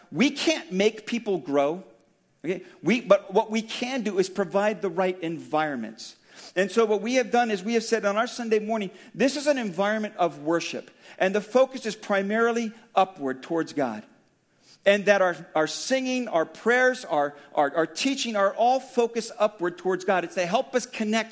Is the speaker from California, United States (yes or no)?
yes; Daly City, California, United States; I grew up in Daly City, about 2 or 3 miles from the Colma border